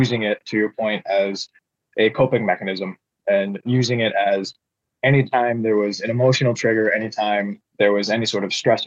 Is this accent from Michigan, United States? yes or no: yes; Upper Peninsula of Michigan, United States; where I grew up in the Upper Peninsula of Michigan